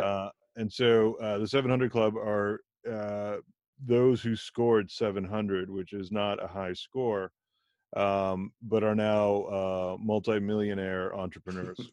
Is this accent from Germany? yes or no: yes; Germany; I was born in Germany to parents of Indian origin